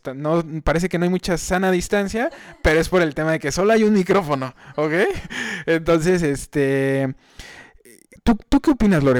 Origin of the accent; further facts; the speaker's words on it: Querétaro, Mexico; yo soy aquí de Querétaro